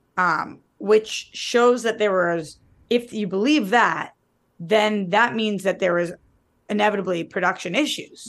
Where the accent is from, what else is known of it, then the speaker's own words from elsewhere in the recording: United States; I'm American